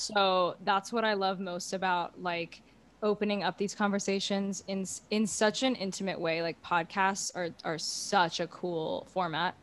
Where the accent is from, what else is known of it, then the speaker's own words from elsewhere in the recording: Houston, Texas, United States; I'm from Houston, Texas